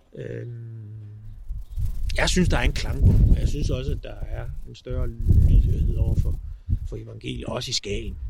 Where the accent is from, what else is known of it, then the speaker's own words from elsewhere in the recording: Zealand, Denmark; Nu er jeg heller ikke jyde. Jeg er sjællander